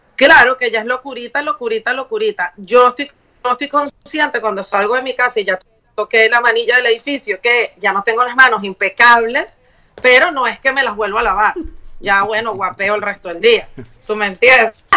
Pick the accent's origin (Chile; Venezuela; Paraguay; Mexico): Venezuela; moved away; nosotros como venezolanos